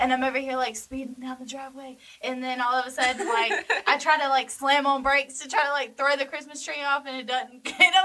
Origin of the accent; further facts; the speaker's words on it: Hawkinsville, Georgia, United States; I am from Hawkinsville, Georgia